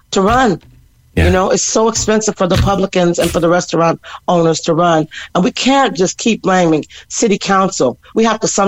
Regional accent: Cork, Munster, Ireland; born there; born, born. I was born in Cork. My musical life was born in Cork.

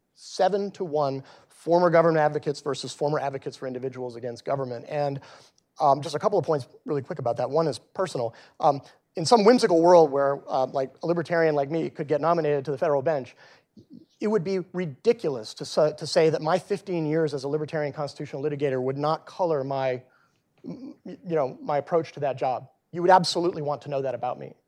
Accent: Texas, United States; moved away; back in my home state of Texas

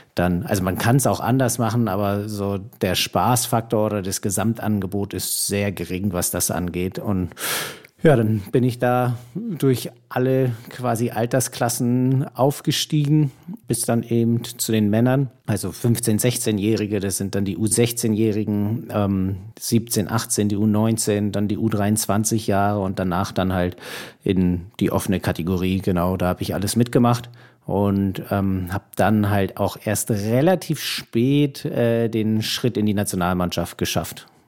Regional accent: Berlin, Germany; moved away; also born or lived in Hamburg; so lange wie ich in Berlin aufgewachsen bin

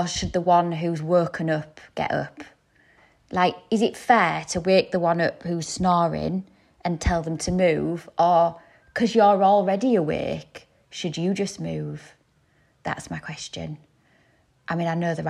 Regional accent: the North East, North East England, United Kingdom; we're all from the North East

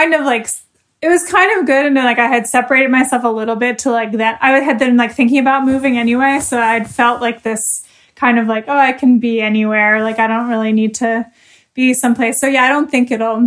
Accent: East Coast, United States; also born or lived in Florida; now in Savannah, United States; I'm from the East Coast and I spent a lot of time in Florida as a kid

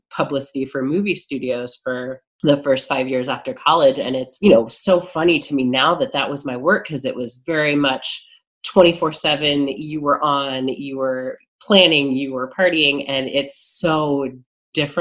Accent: Midwest, United States; I grew up in the Midwest, which is certainly a little different from New York

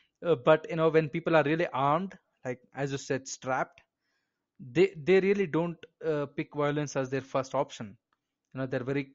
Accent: India; And I'm Indian and I fucking agree with you.

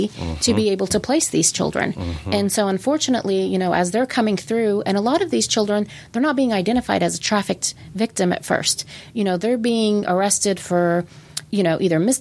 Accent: Tulsa, Oklahoma, United States; I was born and raised right here in Tulsa.

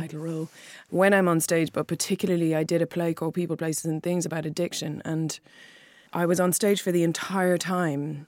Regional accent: Clare, Munster, Ireland; also born or lived in Wexford; I was born in Wexford and then moved to Clare when I was five

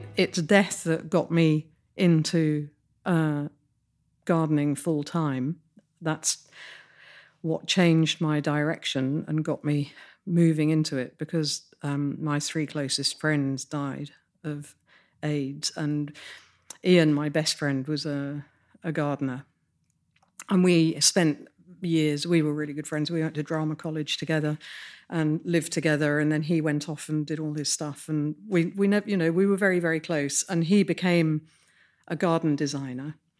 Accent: Midlands, United Kingdom; grew up in the Midlands and, and in a s, lovely Georgian town.

